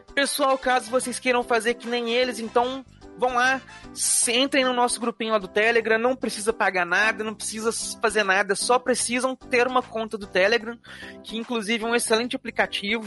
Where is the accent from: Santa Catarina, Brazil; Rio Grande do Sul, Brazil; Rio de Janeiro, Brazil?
Rio de Janeiro, Brazil; sou do Rio de Janeiro